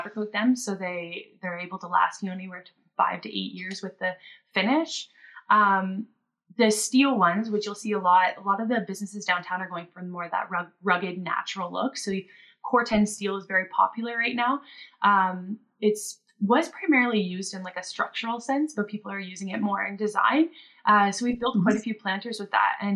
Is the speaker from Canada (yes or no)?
yes; Ontario, Canada; moved away as an adult; also born or lived in Nova Scotia / Whistler, British Columbia; I grew up in Ontario